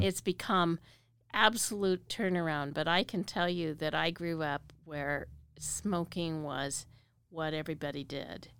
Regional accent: Wyoming, United States; now in Boise, United States; Everybody knows I'm from Wyoming. I'm the Wyoming girl

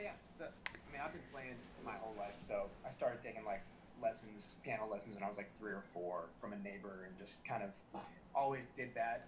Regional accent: South Florida, United States; moved away as an adult; also born or lived in Windsor, Canada; now in Los Angeles, United States; I grew up in South Florida

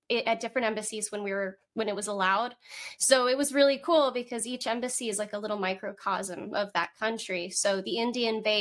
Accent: Moscow, Russia; also born or lived in Germany / North Carolina, United States; Okay, um, so like I said, I was born in Germany, uh, and then we moved when I was three, and I lived in North Carolina for a little bit. But then they moved us back to Moscow, Russia.

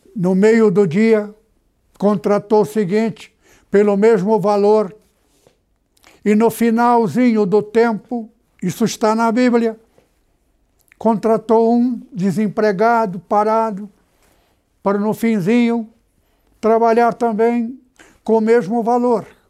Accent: Presidente Prudente, São Paulo, Brazil; moved away; Estive na cidade onde eu nasci

